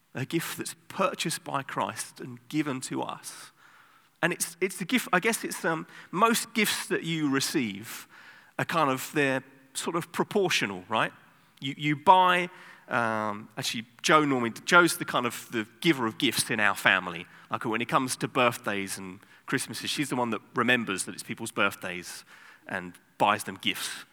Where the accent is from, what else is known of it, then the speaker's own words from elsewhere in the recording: England, United Kingdom; now in Amsterdam, Netherlands; I'm from England